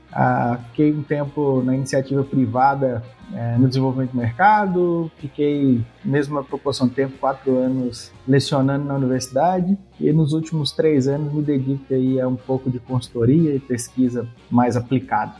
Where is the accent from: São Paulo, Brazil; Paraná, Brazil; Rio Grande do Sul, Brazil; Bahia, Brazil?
Bahia, Brazil; Eu sou baiano, um dos poucos baianos aqui no oeste da Bahia